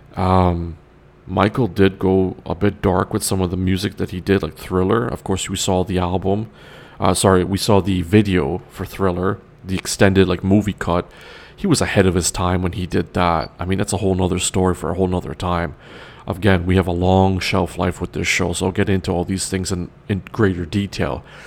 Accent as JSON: {"language": "English", "town": "Toronto", "region": "Ontario", "country": "Canada", "tie": "born or raised there", "said": "West side of Toronto is Rexdale, where I'm from originally. Yes, I'm Trinidadian, but I was born in Toronto, the west side."}